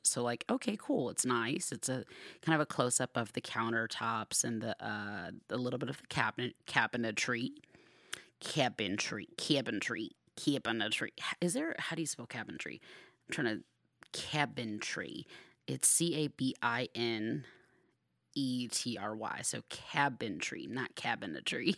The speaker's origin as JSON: {"language": "English", "region": "Georgia", "country": "United States", "tie": "born or raised there", "moved": "yes", "lives_now": "Arizona, United States", "said": "I grew up in Georgia"}